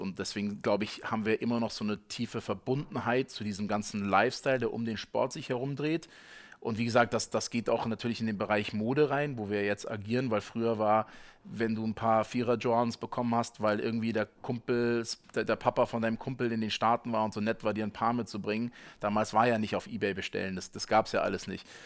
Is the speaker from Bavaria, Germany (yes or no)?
yes; Munich, Bavaria, Germany; als Münchner